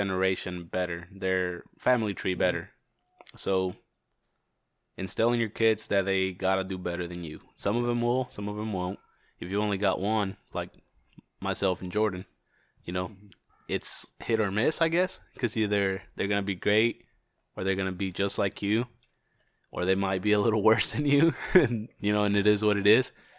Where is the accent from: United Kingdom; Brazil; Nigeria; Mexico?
Mexico; now in United States; I was born in Mexico.